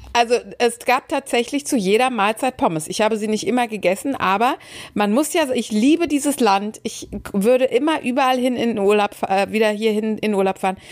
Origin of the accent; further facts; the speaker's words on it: Dortmund, North Rhine-Westphalia, Germany; ich bin ja gebürtige Dortmunderin